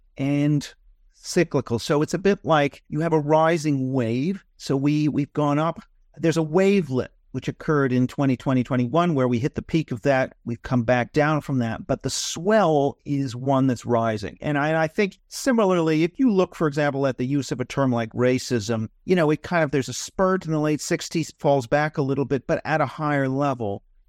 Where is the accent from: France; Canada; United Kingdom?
Canada; You know, I'm from Canada.